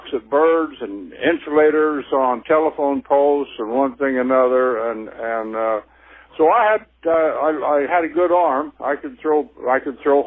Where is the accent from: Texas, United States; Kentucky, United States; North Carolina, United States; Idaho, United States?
Idaho, United States; Meridian; I played all the sports there in Meridian High School